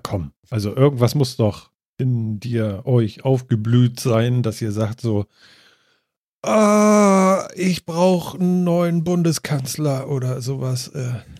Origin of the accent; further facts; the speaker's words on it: Germany; bei uns in Deutschland